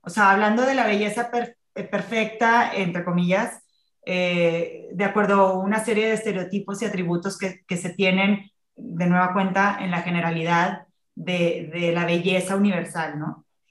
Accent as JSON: {"language": "Spanish", "town": "Tampico", "region": "Tamaulipas", "country": "Mexico", "moved": "yes", "said": "yo soy de Tampico, vivía en Tampico"}